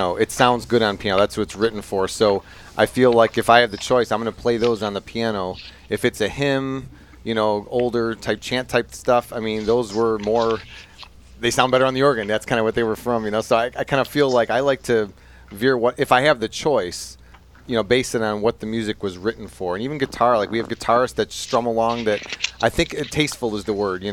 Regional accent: Addison, Illinois, United States; moved away as an adult; also born or lived in Rhode Island / Cleveland, Ohio; in Addison, Illinois, down in Addison, St. Joseph's, that's I spent a lot of time there.

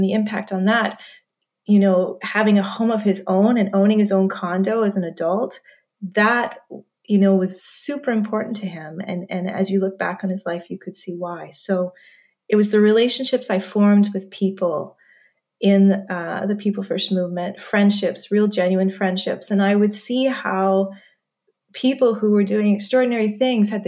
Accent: Manitoba, Canada; moved away; I grew up in Manitoba

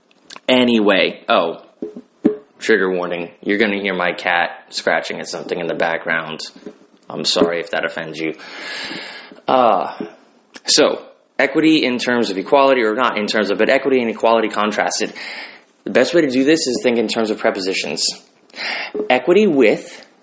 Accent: United States; I'm an American

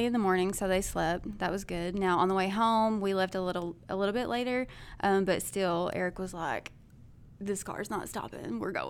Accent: Bono, United States; I grew up in Bono.

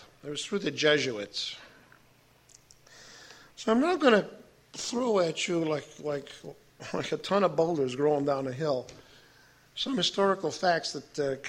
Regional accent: Chicago, Illinois, United States; I'm from Chicago.

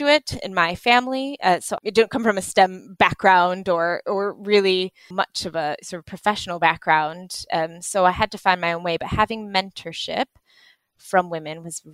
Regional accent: United States; moved away as an adult; now in United Kingdom; I grew up in the States

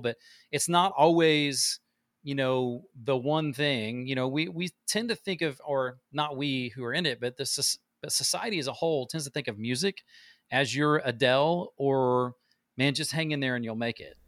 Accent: Midwest, United States; now in Nashville, United States; I love where I grew up. It's very Midwest farmer cornfields

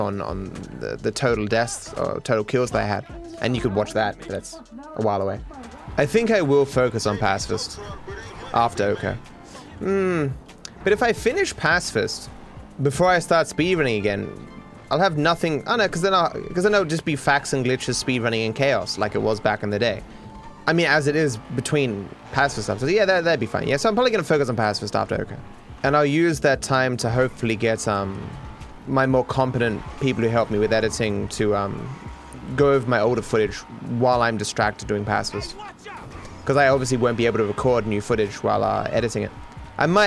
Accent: Australia; I'm Australian

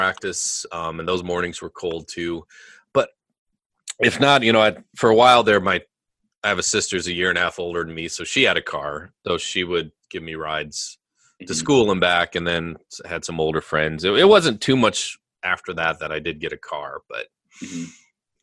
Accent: near Henry, South Dakota, United States; I grew up near Henry, South Dakota, so very rural area

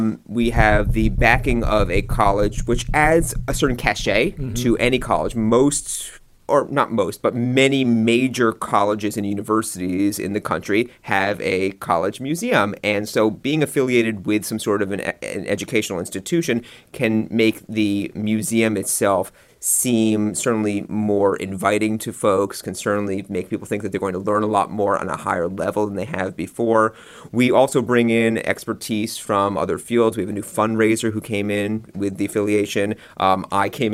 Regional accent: New York City, New York, United States; moved away as an adult; also born or lived in Hanover, New Hampshire; now in Lakeland, United States; I was born and bred on Manhattan Island

